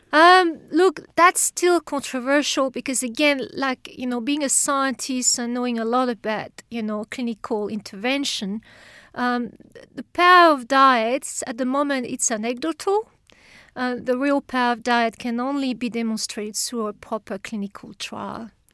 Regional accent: France; accent: French; English is a second language; moved away as an adult; now in Australia; I, I come from France, but you can tell from the accent, I'm sure

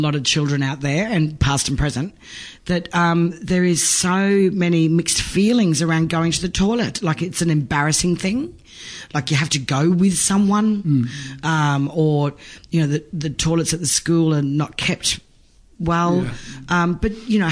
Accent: Townsville, Queensland, Australia; I grew up in Townsville, North Queensland

